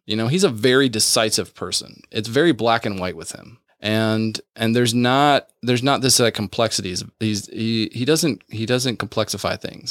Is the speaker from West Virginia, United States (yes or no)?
yes; West Virginia, United States; I grew up in West Virginia